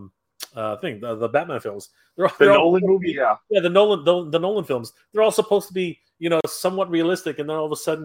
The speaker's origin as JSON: {"language": "English", "country": "Canada"}